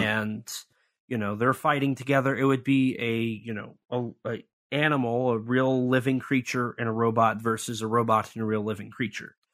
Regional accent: Missouri, United States; he's from my home state

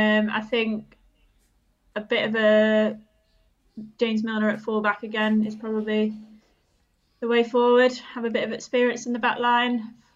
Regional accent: Germany; so I grew up in Germany because my dad was in the RAF.

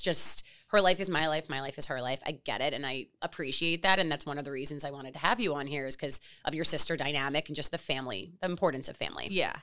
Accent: Miami, Florida, United States; also born or lived in Fort Lauderdale / New York; I'm born and raised in Miami. I went to high school in Fort Lauderdale

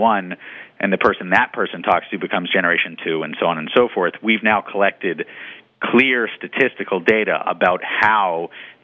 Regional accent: Boston, Massachusetts, United States; I'm from Boston

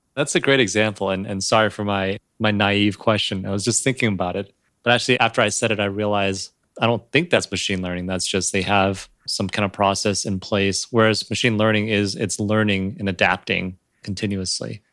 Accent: United States; also born or lived in China; I grew up here in the U S

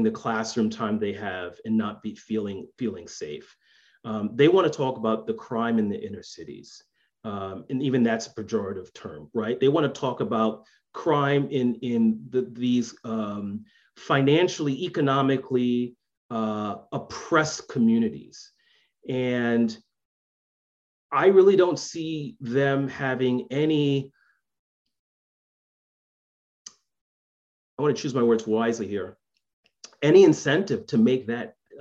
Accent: New York City, New York, United States; I grew up in the South Bronx.

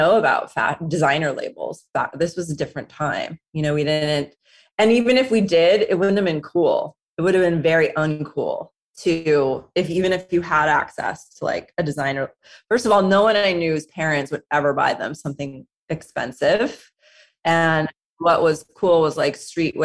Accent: Southern California, United States; growing up in Southern California

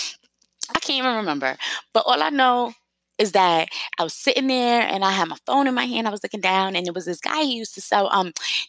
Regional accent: New York, United States; moved away as an adult; now in South Carolina, United States

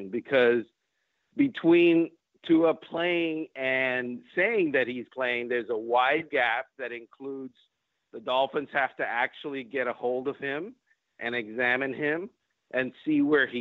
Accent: Cuba; English is a second language; now in United States; I'm Cuban. I was born in Cuba

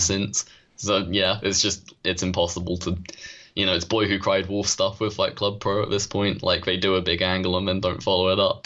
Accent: United Kingdom; we are British

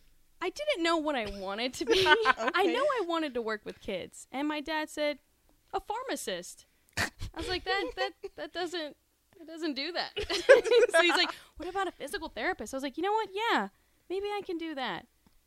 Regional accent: San Antonio, Texas, United States; moved away as an adult; now in Lincoln, United States; I'm from San Antonio, Texas.

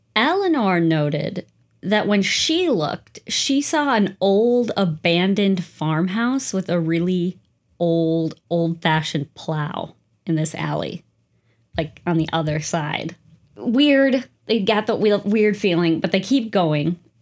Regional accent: United States; I'm too American. There's not many castles around these parts

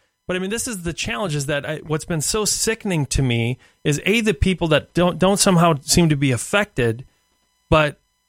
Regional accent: Minneapolis, Minnesota, United States; I'm from North Minneapolis originally, moved to the South Side

